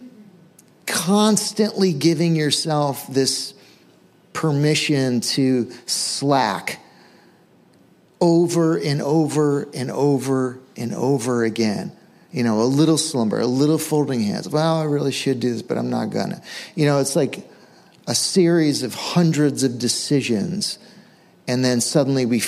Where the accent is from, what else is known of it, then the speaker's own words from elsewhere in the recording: Western Massachusetts, United States; I grew up in Western Mass, and our backyard was just woods